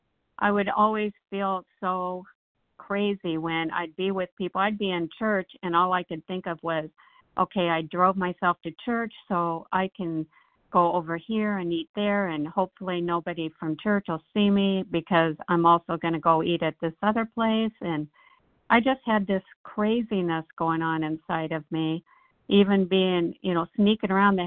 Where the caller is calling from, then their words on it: Nashville, Tennessee, United States; Hi, this is … from … with a K from Nashville.